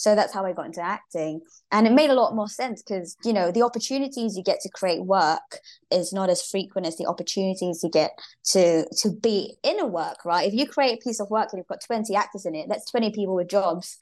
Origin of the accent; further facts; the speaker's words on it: Singapore; moved away as an adult; also born or lived in Glasgow, Scotland / United States / China; Born and raised in Singapore.